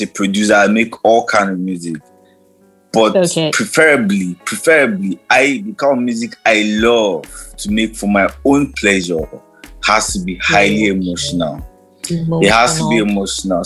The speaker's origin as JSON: {"language": "English", "town": "Jos", "region": "Plateau", "country": "Nigeria", "tie": "born or raised there", "said": "I'm from Jos"}